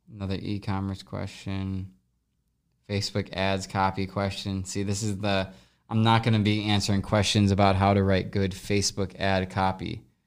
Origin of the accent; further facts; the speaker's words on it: Midwest, United States; also born or lived in Los Angeles; now in St. Louis, United States; we're both from the Midwest